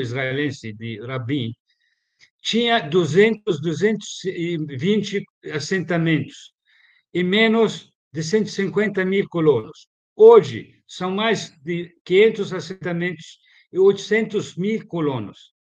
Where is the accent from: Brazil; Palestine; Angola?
Palestine; moved away; Eu nasci em 62. Minha terra foi ocupada